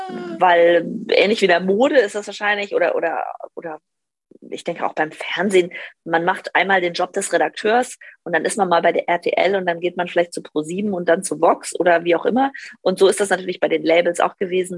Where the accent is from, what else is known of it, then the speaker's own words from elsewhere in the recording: Northern Hesse, Germany; moved away as an adult; ich komme eigentlich aus Nordhessen vom Dorf